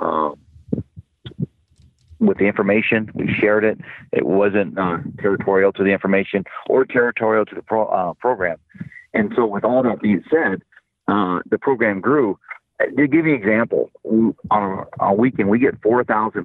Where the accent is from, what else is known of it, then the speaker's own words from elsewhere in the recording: Iowa, United States; now in Cochise County, Arizona, United States; the county back in where I grew up in Iowa